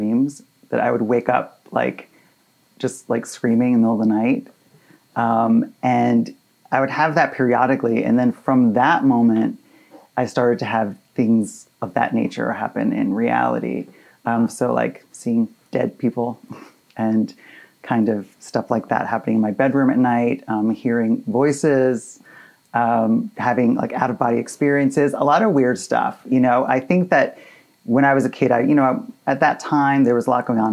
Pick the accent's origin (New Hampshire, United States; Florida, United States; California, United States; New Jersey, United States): New Jersey, United States; Hoboken; I was born in Hoboken, New Jersey. So I'm from, I'm a Jersey boy.